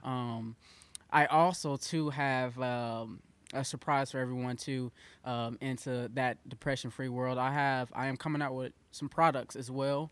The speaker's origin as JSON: {"language": "English", "town": "Mounds", "region": "Illinois", "country": "United States", "tie": "born or raised there", "moved": "yes", "lives_now": "Carbondale, United States", "said": "I was raised over in Mounds, Illinois."}